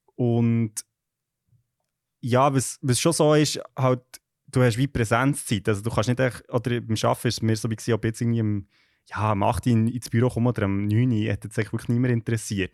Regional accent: Switzerland; moved away as an adult; now in London, United Kingdom; als Schweizerin, nicht so hier in London

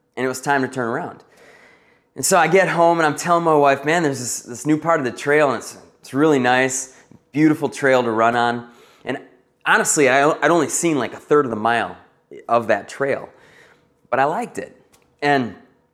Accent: North Woods, United States; now in Janesville, United States; my hometown in the North Woods

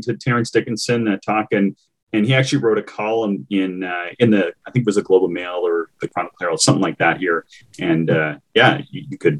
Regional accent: East Coast, Canada; moved away; also born or lived in Kitchener-Waterloo, Ontario; I'm from the East Coast, but I lived in the Kitchener-Waterloo area for a while

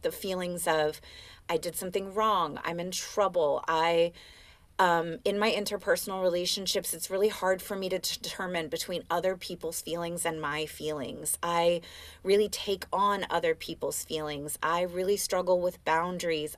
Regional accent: Oakland, California, United States; I'm from Oakland.

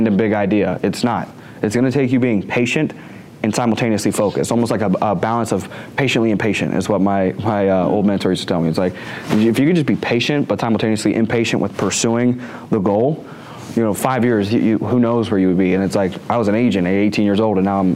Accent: the South, United States; I'm from the South

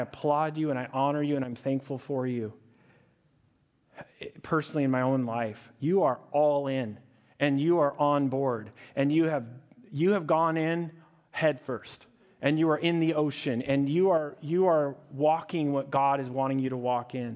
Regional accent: Montana, United States; I grew up in Montana

